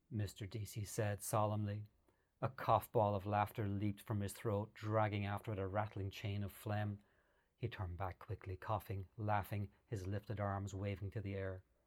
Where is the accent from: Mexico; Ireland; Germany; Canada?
Ireland; I grew up in Ireland in the 70s and 80s